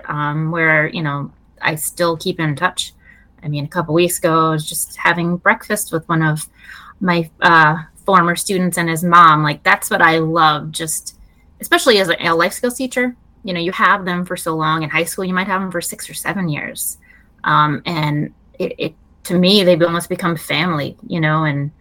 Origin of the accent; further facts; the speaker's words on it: Long Island, New York, United States; now in Maryland, United States; I'm originally from New York, Long Island area